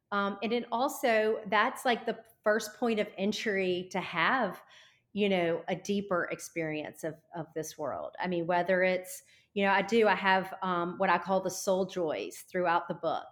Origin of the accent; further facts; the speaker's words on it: Nashville, Tennessee, United States; I come from Nashville